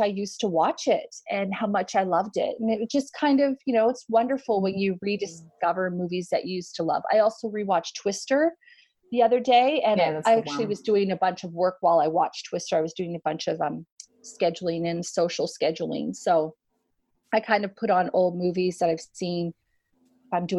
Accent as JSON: {"language": "English", "country": "Canada", "moved": "yes", "said": "I'm Canadian"}